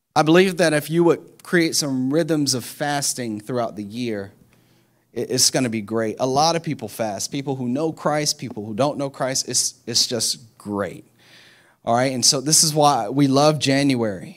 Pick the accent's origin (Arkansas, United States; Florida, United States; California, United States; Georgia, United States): Florida, United States; Orlando; we're from Orlando